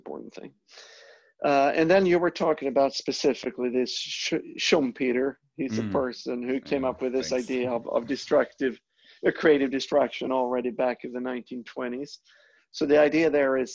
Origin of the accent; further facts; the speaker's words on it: Sweden; moved away as an adult; also born or lived in Europe; now in United States; I'm from Northern Europe. I'm from Sweden